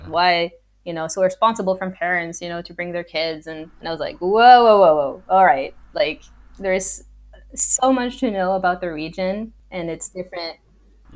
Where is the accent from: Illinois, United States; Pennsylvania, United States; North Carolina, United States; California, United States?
California, United States; Los Angeles; moved away; I was born in Los Angeles